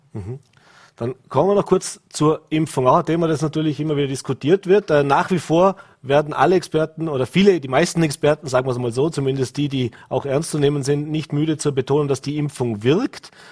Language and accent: German; Vorarlberg, Austria; bei uns in Vorarlberg